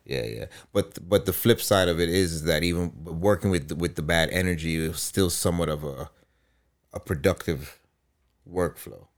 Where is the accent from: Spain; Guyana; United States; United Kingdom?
Guyana; moved away; I grew up in Guyana